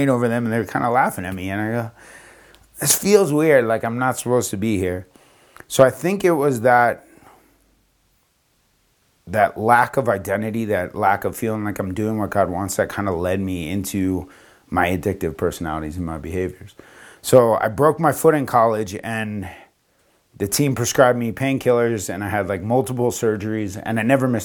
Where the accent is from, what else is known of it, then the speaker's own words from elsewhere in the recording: Florida, United States; moved away as an adult; also born or lived in New York / Las Vegas / Denver; I was from Florida. I went to school in New York. I came back to Florida